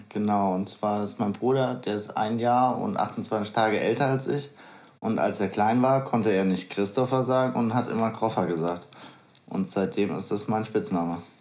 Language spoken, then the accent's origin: German; Bad Homburg, Hesse, Germany; also born or lived in Gonsenheim; ich bin ja schon in Bad Homburg aufgewachsen, ähm, eher Richtung Kirdorf, hat aber zur Stadtmitte gehört